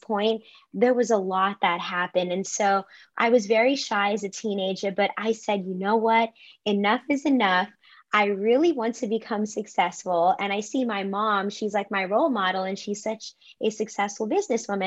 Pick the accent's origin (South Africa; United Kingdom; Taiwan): South Africa; Cape Town, Western Cape; moved away as an adult; also born or lived in Durban, KwaZulu-Natal, South Africa / United States; now in New York, United States; I was born in Durban, KwaZulu-Natal, and then I moved to Cape Town, Western Cape, like when I was very young, and I've lived there for most of my life.